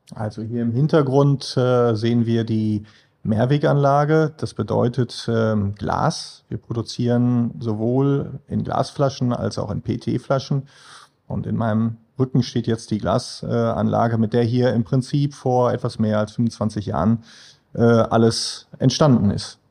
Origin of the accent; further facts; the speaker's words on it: Münster, North Rhine-Westphalia, Germany; now in Essen, Germany; ich bin äh, ursprünglich äh, in Münster groß geworden